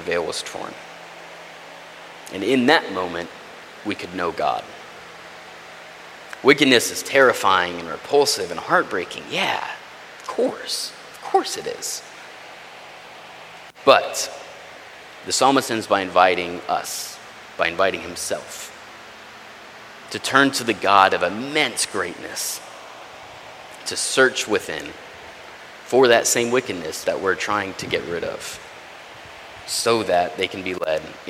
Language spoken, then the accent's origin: English; Texas, United States; I'm from Texas, that's not far from where I grew up.